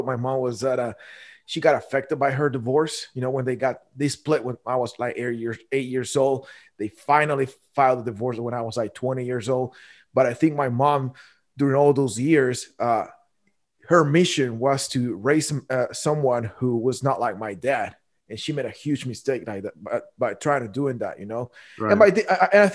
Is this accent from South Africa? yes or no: no; Guatemala; moved away as an adult; now in United States; I was born and raised in Guatemala.